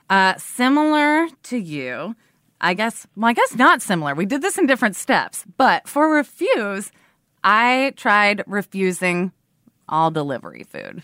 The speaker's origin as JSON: {"language": "English", "town": "Portland", "region": "Oregon", "country": "United States", "tie": "born or raised there", "moved": "yes", "lives_now": "Brooklyn, United States", "said": "I grew up in Portland, Oregon"}